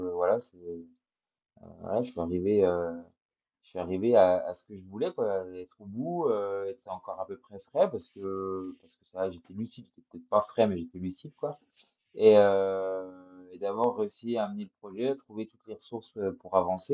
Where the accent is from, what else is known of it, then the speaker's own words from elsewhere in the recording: Jura, Bourgogne-Franche-Comté, France; je suis jurassien, les montagnes du Jura, je les connais quand même pas mal